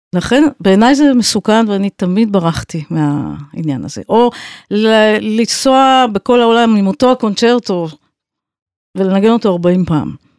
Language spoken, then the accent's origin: Hebrew; Tel Aviv, Tel Aviv District, Israel; also born or lived in United States; אני גדלתי בבית לא רק של מוזיקה, אלא גם של אומנות, של ציור, של שירה, של ספרות, ובעצם כל הבוהמה התל אביבית הייתה אצלנו בבית